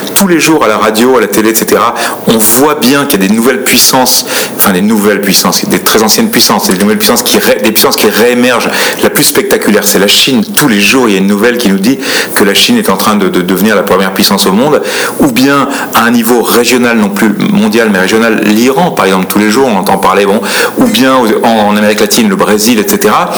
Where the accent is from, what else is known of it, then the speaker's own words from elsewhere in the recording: France; en tant que Français